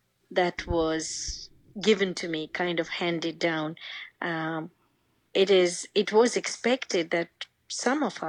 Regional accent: Kolkata, West Bengal, India; I am from Kolkata, mm-hmm. India. I was born and raised in this city.

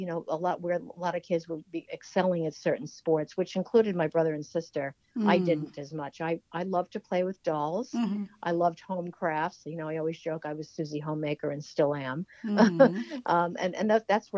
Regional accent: Oyster Bay, New York, United States; I'm from Oyster Bay, Long Island, the North Shore

